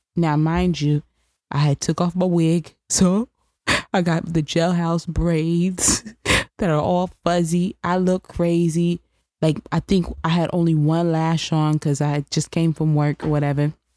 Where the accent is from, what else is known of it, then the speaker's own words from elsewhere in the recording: New York, United States; being a New Yorker